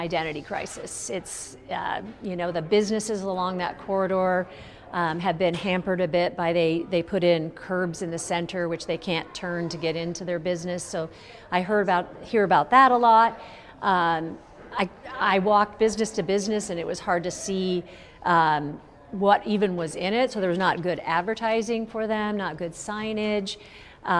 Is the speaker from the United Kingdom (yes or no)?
no; Anchorage, Alaska, United States; I grew up in East Anchorage